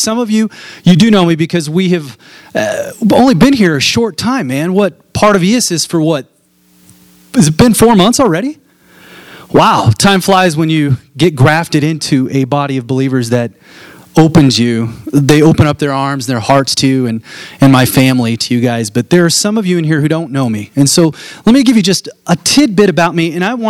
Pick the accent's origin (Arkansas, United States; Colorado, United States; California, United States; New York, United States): Colorado, United States; Fort Collins; I was born and raised here in Fort Collins, Colorado. I went to all the grade schools, middle schools. Middle school, I was a Lesher Viking.